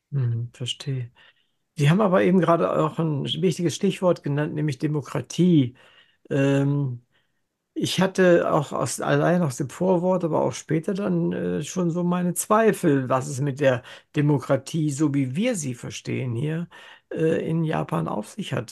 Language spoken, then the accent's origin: German; Germany; nach dem Krieg geboren und in Deutschland aufgewachsen.